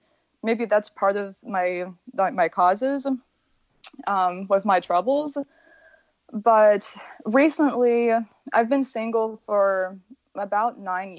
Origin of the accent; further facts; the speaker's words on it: Midwest, United States; moved away as an adult; now in Florida, United States; I was raised in the Midwest, but from a very, very Eastern European family.